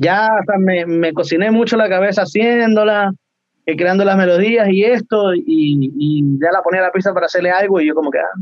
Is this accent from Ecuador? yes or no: yes; Ecuador; moved away as an adult; now in Chile; yo soy de Ecuador